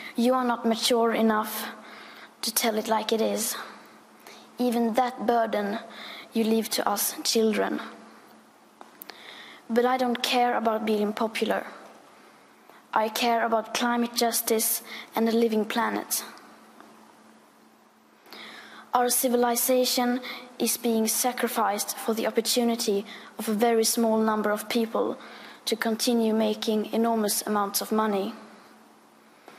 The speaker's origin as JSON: {"language": "English", "country": "Sweden", "said": "I am 15 years old, and I'm from Sweden."}